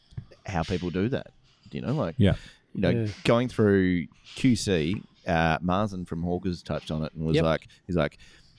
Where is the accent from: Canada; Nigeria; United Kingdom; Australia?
United Kingdom; Carlisle, North West England; I am from Carlisle